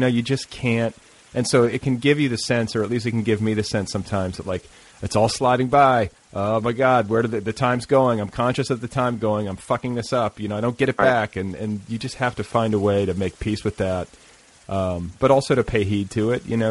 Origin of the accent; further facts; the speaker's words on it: Indiana, United States; I grew up in Indiana